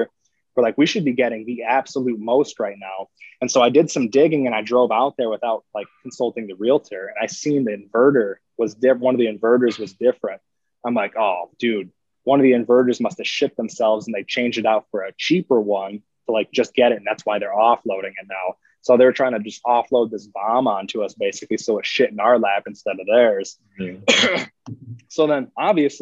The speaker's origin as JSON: {"language": "English", "region": "Northern Michigan", "country": "United States", "tie": "born or raised there", "also_born_or_lived": "Park City, Utah", "said": "moved up to Northern Michigan when I was six. So I've lived in this small town of 2,000 people essentially my whole life"}